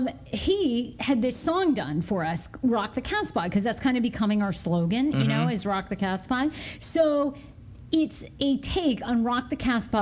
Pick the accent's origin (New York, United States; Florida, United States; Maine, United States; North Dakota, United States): Maine, United States; Well, you know, growing up in Maine, because my mom, we'll get her on this podcast in the next couple weeks again, too.